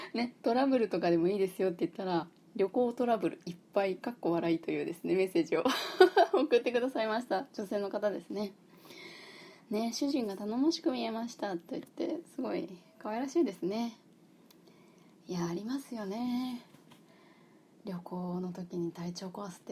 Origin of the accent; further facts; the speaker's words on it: Fukuoka, Japan; 私出身福岡